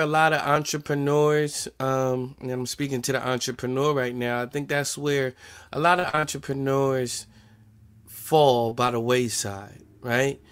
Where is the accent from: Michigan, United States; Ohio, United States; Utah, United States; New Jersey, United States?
New Jersey, United States; accent: New Jersey; my New Jersey accent